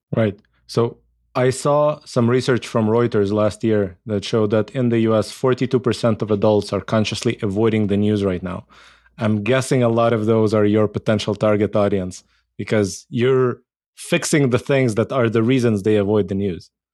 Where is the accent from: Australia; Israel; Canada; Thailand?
Israel; I grew up in Israel.